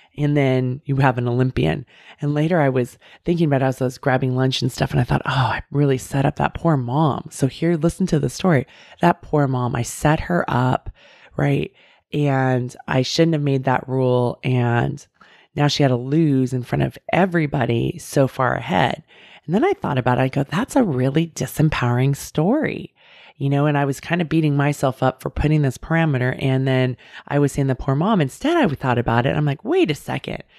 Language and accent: English; Bay Area, California, United States; I grew up in the Bay Area